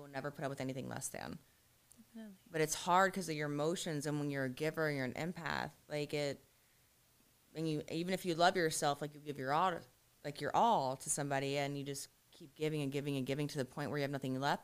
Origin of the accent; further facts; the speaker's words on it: Ohio, United States; now in Fort Lauderdale, United States; I'm from Ohio.